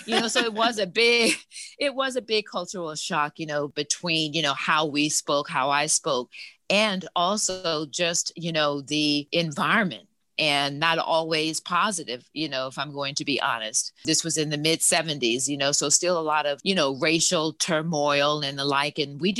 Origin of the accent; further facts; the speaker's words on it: Germany; also born or lived in New Orleans; now in Dallas-Fort Worth, United States; while I'm originally from New Orleans, currently live in the Dallas-Fort Worth area, I grew up in West Germany, Bremerhaven and Frankfurt, West Germany in particular.